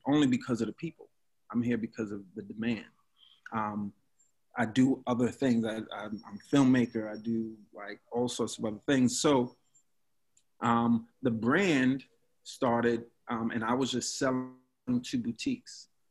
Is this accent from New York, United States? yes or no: yes; New York City, New York, United States; I'm from Brooklyn. From Brooklyn